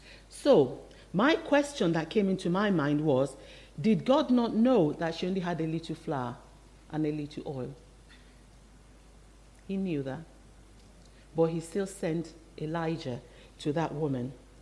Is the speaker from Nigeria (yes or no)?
yes; Nigeria; born there; English is a second language; I was born in Nigeria. I hope you can still tell by my accent. It hasn't completely disappeared.